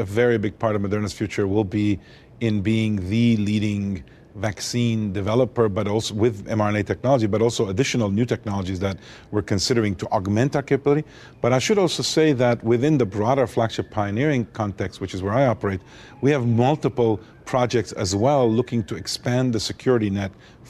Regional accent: Montreal, Quebec, Canada; also born or lived in Beirut, Lebanon; So I was born in Lebanon, Beirut, Lebanon, of Armenian parents. Lived there till the Civil War in 1975, and ended up escaping the Civil War and growing up in Montreal, Canada.

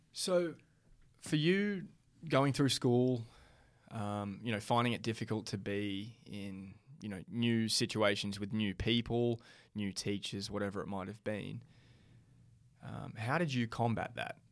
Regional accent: Australia; growing up in Australia

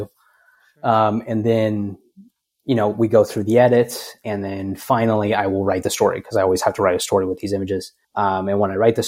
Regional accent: Cedar City, Utah, United States; moved away as an adult; also born or lived in Las Vegas, Nevada / Washington, D.C.; my hometown of Cedar City, Utah.

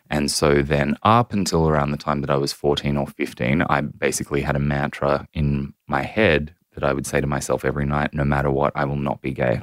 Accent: Central Coast, New South Wales, Australia; I grew up on the central coast of New South Wales

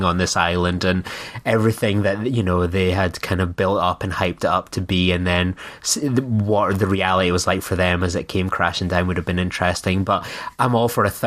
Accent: Scotland, United Kingdom; being a Scottish man

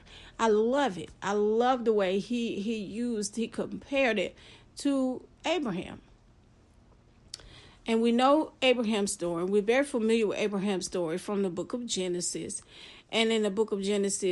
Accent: Florida, United States; I'm from Florida.

